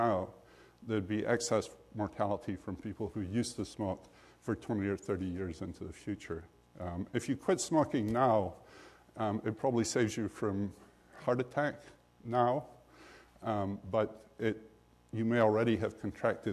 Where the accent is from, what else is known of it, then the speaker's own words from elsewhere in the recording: Scotland, United Kingdom; when I grew up in Scotland in the late 40s and early 50s